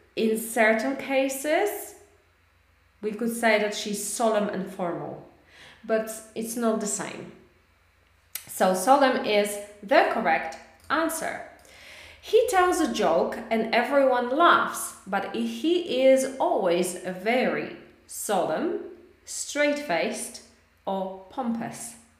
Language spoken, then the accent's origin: English; Poland; English is a second language; moved away; I miss the Baltic Sea too because I'm from Weber